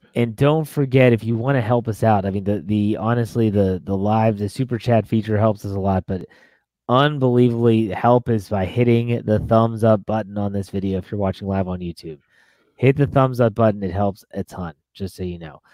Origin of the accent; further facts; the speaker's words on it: Pittsburgh, Pennsylvania, United States; moved away; I'll I'll make a trip back to my hometown